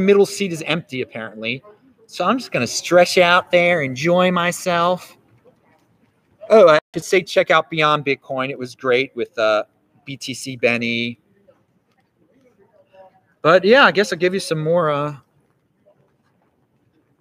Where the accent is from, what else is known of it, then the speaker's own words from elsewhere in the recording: Baltimore, Maryland, United States; now in Los Angeles, United States; Baltimore, my hometown